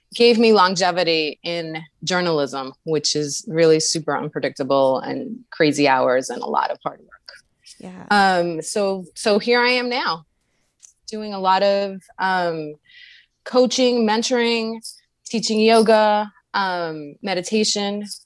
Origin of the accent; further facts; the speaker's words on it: New York City, New York, United States; I am a native to New York City, where I currently live